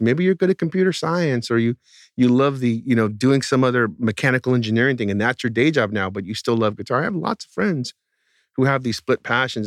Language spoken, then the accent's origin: English; outside the Bay Area, California, United States; the town I grew up in outside the Bay Area was not in the Bay Area